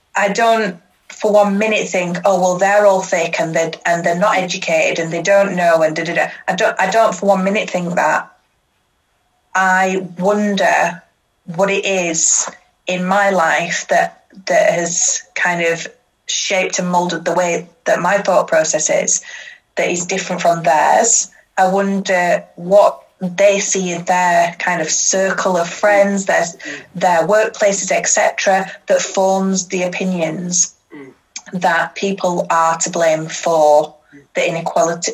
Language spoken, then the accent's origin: English; Huddersfield, Yorkshire and the Humber, United Kingdom; I grew up um, I grew up in Huddersfield